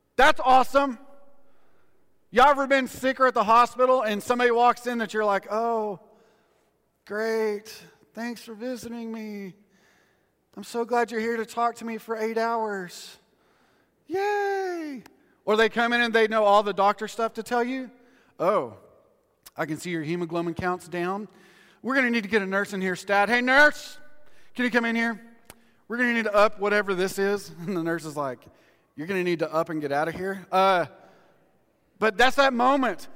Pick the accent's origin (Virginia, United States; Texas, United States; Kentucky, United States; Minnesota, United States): Texas, United States; West; we're from West Texas